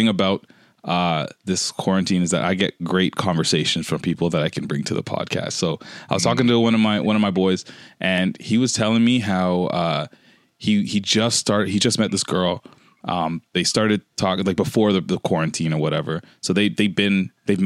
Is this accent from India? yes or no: no; Canada; I'm from Canada